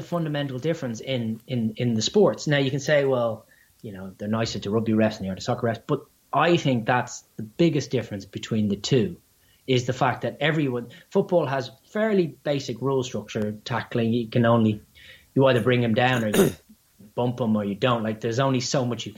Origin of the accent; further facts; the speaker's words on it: Ireland; accent: Irish; my silly Irish accent